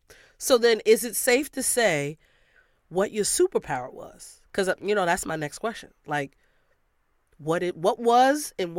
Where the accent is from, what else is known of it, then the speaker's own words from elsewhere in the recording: New York, United States; I'm from New York.